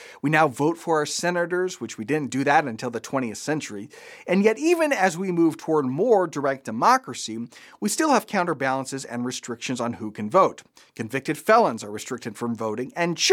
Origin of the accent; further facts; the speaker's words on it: United States; As American Christians